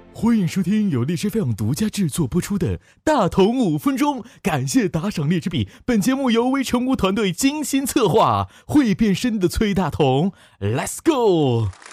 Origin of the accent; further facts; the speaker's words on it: Northeast China, China; 我是东北人